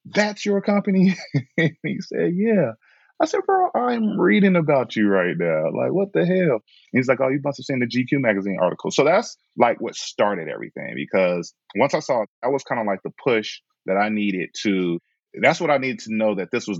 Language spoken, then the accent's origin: English; Chicago, Illinois, United States; I am from Chicago